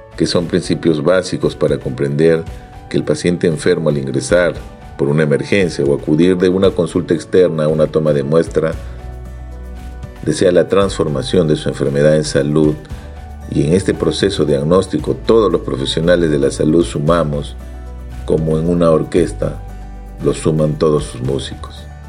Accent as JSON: {"language": "Spanish", "region": "Ica", "country": "Peru", "tie": "born or raised there", "said": "Nací en Ica, una provincia al sur de Lima, donde tenemos un cálido sol durante todo el año"}